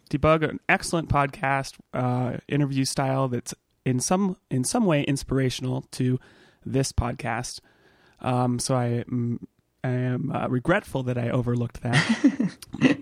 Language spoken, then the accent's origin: English; Southern California, United States; I actually moved when I was a kid about the same age you were, seven, between seven and eight, uh, from Northern California to sort of ci-, not central, but, uh, you know, further down south in California